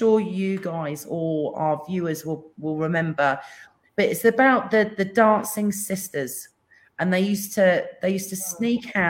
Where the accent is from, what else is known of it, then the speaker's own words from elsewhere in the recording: England, United Kingdom; I'm English